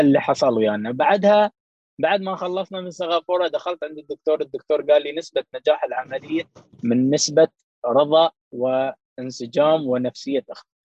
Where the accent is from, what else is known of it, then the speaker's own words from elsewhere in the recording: Dubai, United Arab Emirates; في البلاد عندنا في دبي